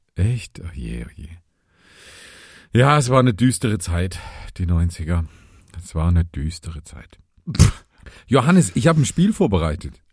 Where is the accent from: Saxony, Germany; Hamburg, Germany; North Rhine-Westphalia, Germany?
Saxony, Germany; Vogtland, southern; in meiner Heimat in in Südsachsen im Vogtland da wo ich geboren bin